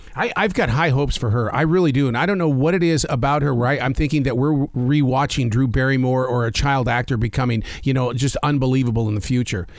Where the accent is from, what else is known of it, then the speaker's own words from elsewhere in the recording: Montana, United States; I'm from Montana